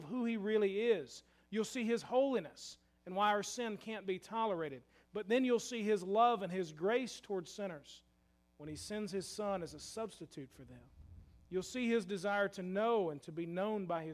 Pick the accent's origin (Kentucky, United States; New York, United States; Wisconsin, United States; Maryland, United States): Kentucky, United States; Louisville; I'm from Louisville